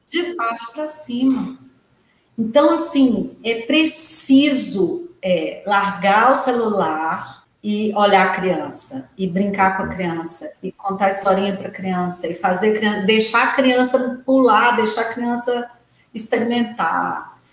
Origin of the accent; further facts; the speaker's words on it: Santa Maria de Itabira, Minas Gerais, Brazil; now in Belo Horizonte, Brazil; porque eu sou do interior, os meninos saíam para estudar em Itabira, eu sou de Santa Maria de Itabira, ou vinham para Belo Horizonte, né, estudar científico, e nós meninas que os pais eram bravos e não deixavam a gente vir para a capital, tínhamos que fazer magistério